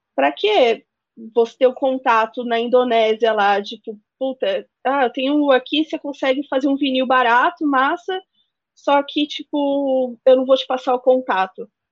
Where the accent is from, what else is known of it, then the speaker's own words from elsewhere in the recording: Northeast Region, Brazil; a gente é do Nordeste